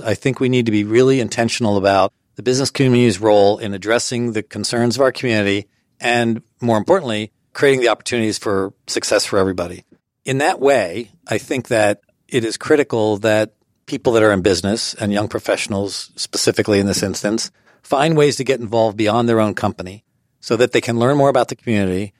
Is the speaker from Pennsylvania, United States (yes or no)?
yes; Allentown, Pennsylvania, United States; moved away as an adult; also born or lived in Harrisburg, Pennsylvania / Lancaster County, Pennsylvania; I grew up in Allentown, Pennsylvania, and in high school, I was often called the mayor